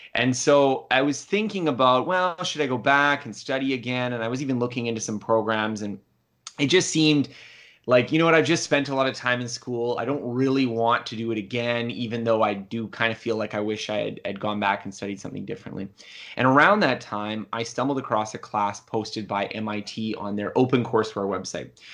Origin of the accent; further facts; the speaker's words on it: Canada; I'm Canadian